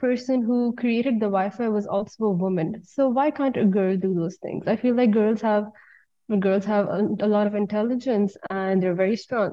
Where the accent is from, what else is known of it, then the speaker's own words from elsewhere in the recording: Pakistan; moved away as an adult; now in Istanbul, Turkey; back in Pakistan